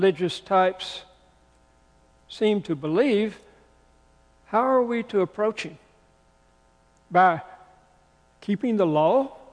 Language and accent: English; the South, United States; I grew up in the South. I grew up hearing hellfire and damnation preaching